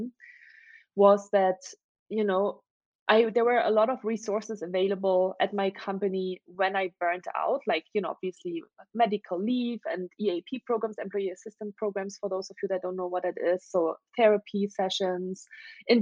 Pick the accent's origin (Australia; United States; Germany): Germany; English is a second language; moved away as an adult; I'm originally from Germany. That's where I grew up for the first 19 years of my life